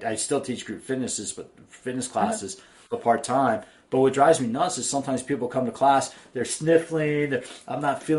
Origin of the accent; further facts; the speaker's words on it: East Coast, United States; now in San Diego, United States; I grew up on the East Coast